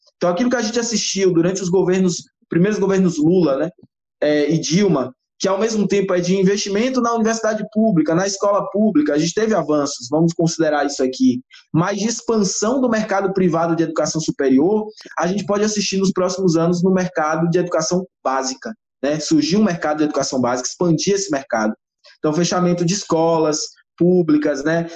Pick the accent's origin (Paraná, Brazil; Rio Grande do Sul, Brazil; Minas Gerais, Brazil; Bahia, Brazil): Bahia, Brazil; also born or lived in Feira de Santana; sou natural da Bahia, morador de Feira de Santana, especificamente